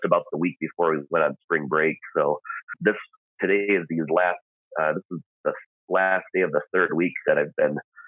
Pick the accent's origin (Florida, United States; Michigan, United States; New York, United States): Michigan, United States; now in Moscow, United States; I'm originally from Michigan